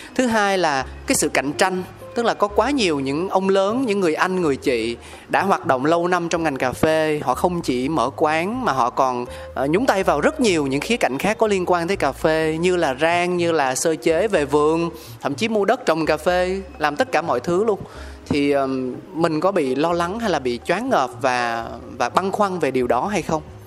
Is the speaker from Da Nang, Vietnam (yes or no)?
no; Ho Chi Minh City, Vietnam; mình là một người con sinh ra lớn lên tại thành phố Hồ Chí Minh